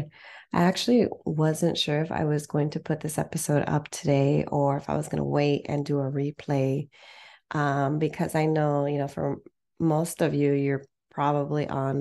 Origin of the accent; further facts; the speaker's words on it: San Fernando Valley, California, United States; I'm from the Valley too